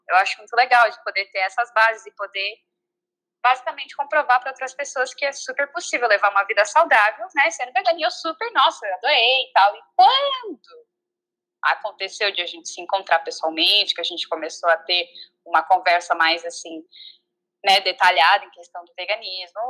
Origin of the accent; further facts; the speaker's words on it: Santa Catarina, Brazil; now in United States; sou de Santa Catarina, no Brasil